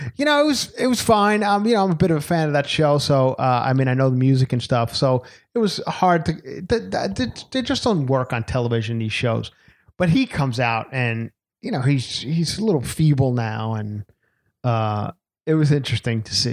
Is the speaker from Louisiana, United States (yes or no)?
no; Long Island, New York, United States; moved away; my hometown of Long Island